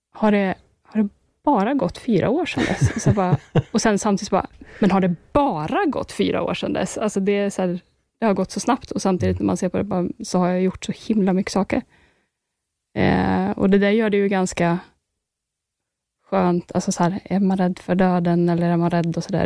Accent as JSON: {"language": "Swedish", "country": "Sweden", "said": "här hemma i Sverige"}